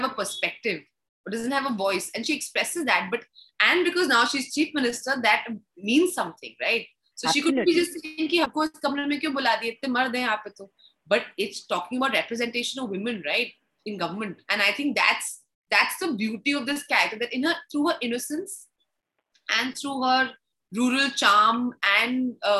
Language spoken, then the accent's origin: English; Delhi, India; C14 Kalka ji. That's my vibe. So that's where my first home was